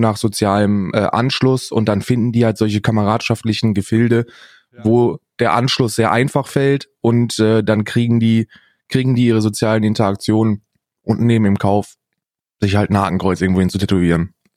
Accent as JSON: {"language": "German", "region": "Northern Hesse", "country": "Germany", "tie": "born or raised there", "said": "Ich bin ja in Hessen aufgewachsen, in Nordhessen"}